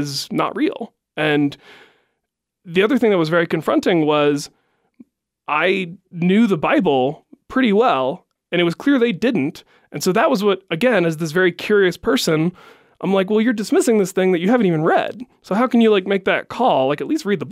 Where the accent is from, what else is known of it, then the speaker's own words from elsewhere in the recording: West Virginia, United States; moved away as an adult; also born or lived in California; growing up in West Virginia, you had to believe something